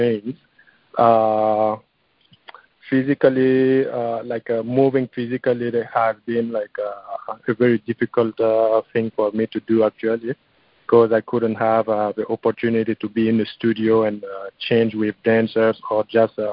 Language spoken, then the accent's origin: English; Burkina Faso; now in Los Angeles, United States; my home country of Burkina Faso